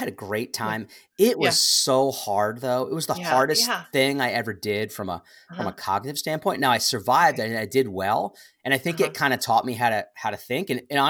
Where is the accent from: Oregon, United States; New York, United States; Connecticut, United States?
Connecticut, United States; East Lyme; I grew up in Connecticut, southeastern Connecticut, a place called East Lyme, Connecticut, home of Lyme disease.